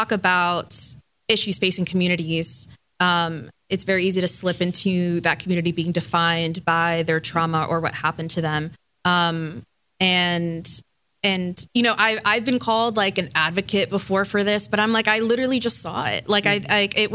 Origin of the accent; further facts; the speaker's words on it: Miami, Florida, United States; moved away; I grew up in Miami